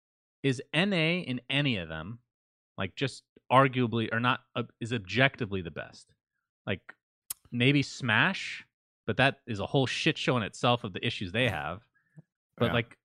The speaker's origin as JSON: {"language": "English", "country": "United States", "said": "And I, you know, I'm American. Well, half, I guess. But I lived overseas, so I can see a different perspective."}